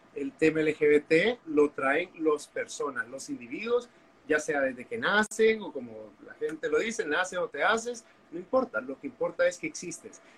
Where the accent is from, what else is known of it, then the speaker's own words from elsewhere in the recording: Honduras; also born or lived in Costa Rica; soy hondureño